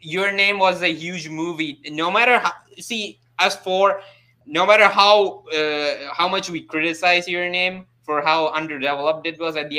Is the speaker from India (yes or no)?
yes; South India, India; I'm from India, man. I'm from South. I'm from the South